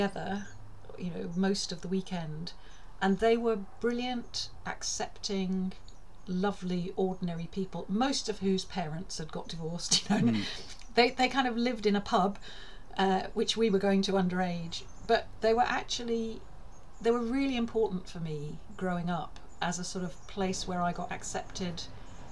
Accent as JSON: {"language": "English", "town": "Sutton Coldfield", "region": "West Midlands", "country": "United Kingdom", "tie": "born or raised there", "said": "where I grew up in Sutton Coldfield"}